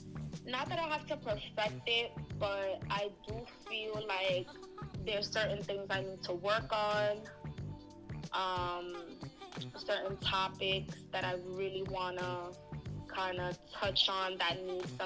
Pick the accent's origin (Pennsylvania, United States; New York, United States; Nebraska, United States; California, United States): New York, United States; growing up, being born and raised in New York